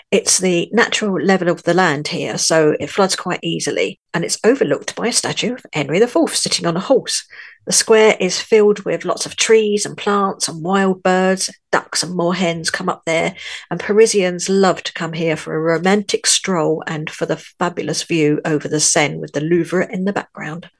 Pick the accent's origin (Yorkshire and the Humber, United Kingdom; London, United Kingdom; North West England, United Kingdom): London, United Kingdom; moved away as an adult; now in France; I was, as you may be able to tell from my accent, born in London.